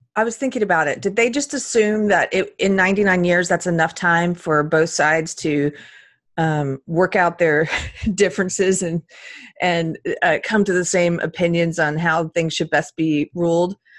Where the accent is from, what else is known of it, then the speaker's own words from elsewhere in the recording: United States; I was born in this country